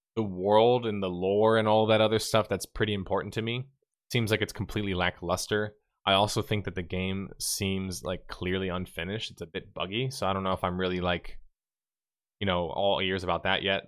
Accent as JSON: {"language": "English", "region": "the South", "country": "United States", "said": "I'm from the South, too"}